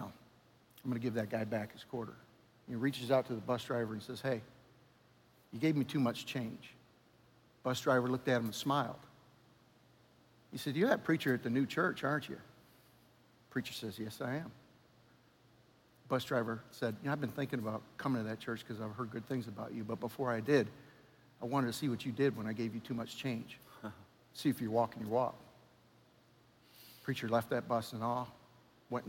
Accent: New York, United States; moved away; I'm from New York

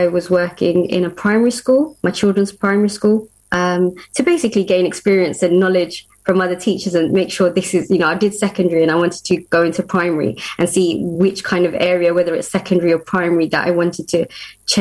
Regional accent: Luton, East of England, United Kingdom; We're from Luton in Bedfordshire

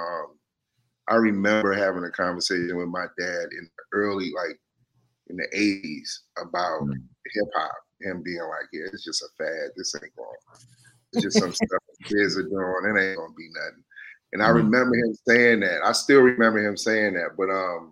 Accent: Washington, District of Columbia, United States; also born or lived in Barbados; I was raised in Mount Pleasant in Northwest DC. So I grew up there. Right. My whole childhood up until about middle school

